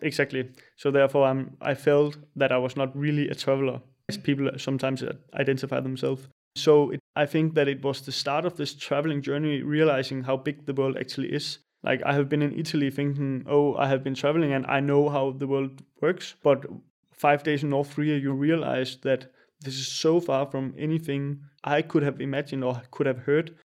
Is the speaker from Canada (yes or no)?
no; small town north of Funen, Southern Denmark, Denmark; English is a second language; moved away; also born or lived in Jutland / Berlin, Germany / Copenhagen, Denmark; I'm from Denmark. I come from a small town north of Fyn, where we had, like, three thousand citizens in the city.